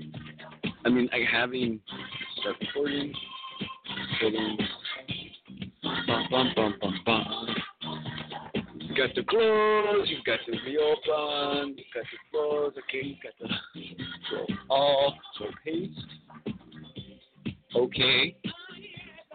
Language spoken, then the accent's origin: English; California, United States; I'm a Californian